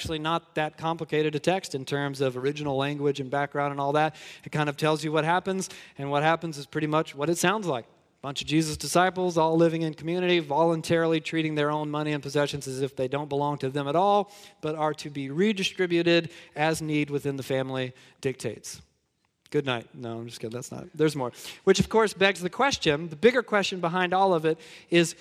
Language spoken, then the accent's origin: English; Georgia, United States; I'm from Georgia.